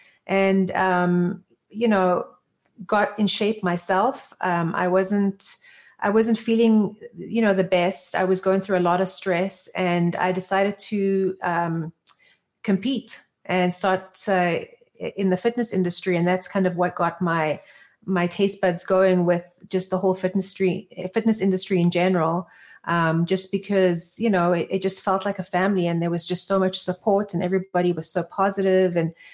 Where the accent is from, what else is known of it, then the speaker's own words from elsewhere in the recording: Johannesburg, Gauteng, South Africa; moved away; also born or lived in Israel; So my background is I'm originally from South Africa, born in Johannesburg. I have moved around a lot as a kid, just back and forth. We moved to Israel originally, and then back to South Africa, and then left South Africa